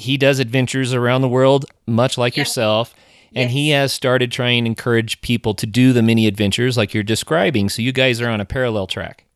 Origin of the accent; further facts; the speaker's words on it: Tahlequah, Oklahoma, United States; moved away; I grew up in Tahlequah